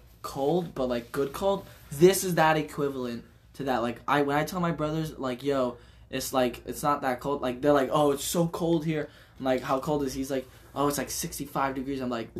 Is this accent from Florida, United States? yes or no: yes; Miami, Florida, United States; now in Wilkes-Barre, United States; I'm from Miami.